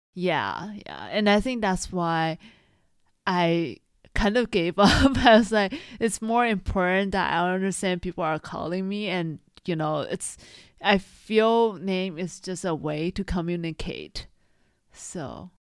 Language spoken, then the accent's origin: English; Taiwan; moved away; because I grew up in Taiwan, I, of course, have a Chinese name.